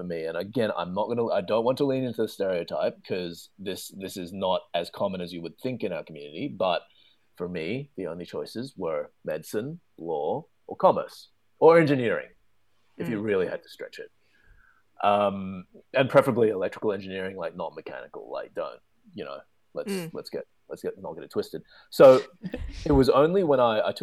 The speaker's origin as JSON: {"language": "English", "town": "Melbourne", "region": "Victoria", "country": "Australia", "moved": "yes", "said": "I'm from Melbourne, which is further down south."}